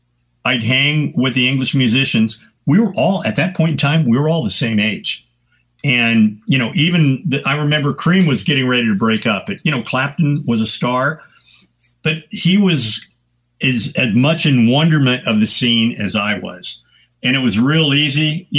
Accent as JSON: {"language": "English", "town": "San Francisco", "region": "California", "country": "United States", "said": "And because of the fact I was from San Francisco, long hair, patched Levi's, I got gigs immediately."}